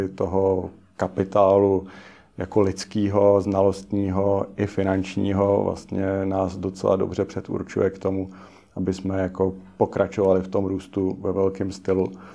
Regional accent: Czechia; jsem Čech

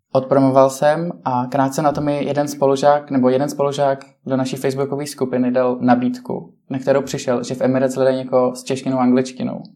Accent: Czechia; jsme vlastně dva z Česka

